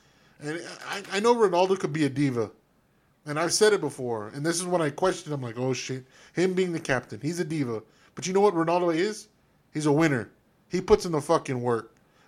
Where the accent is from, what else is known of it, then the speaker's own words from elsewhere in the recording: United States; I'm an American